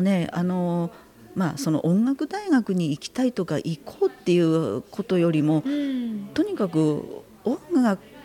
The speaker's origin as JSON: {"language": "Japanese", "town": "Hamamatsu", "region": "Shizuoka", "country": "Japan", "tie": "born or raised there", "said": "あのこっちの地元の浜松に帰って"}